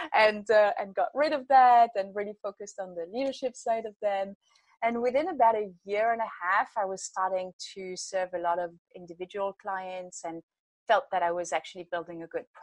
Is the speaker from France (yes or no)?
yes; France; moved away as an adult; I grew up in France and been traveling and working in lots of different places